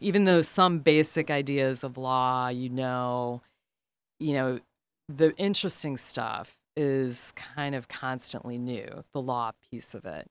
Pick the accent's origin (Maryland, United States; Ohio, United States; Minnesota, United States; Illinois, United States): Illinois, United States; Chicago; I'm from the South Side